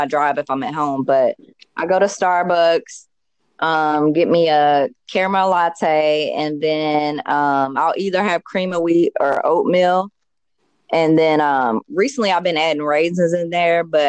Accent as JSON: {"language": "English", "town": "Louisville", "region": "Kentucky", "country": "United States", "tie": "born or raised there", "moved": "as an adult", "said": "I grew up in Louisville, Kentucky, and I moved when I was 20"}